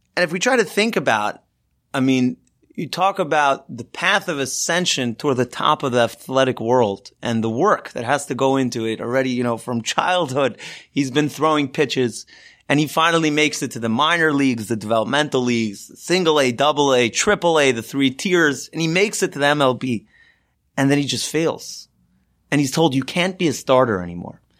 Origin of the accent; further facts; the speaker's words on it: Los Angeles, California, United States; I grew up in Los Angeles, and I grew up following the Dodgers.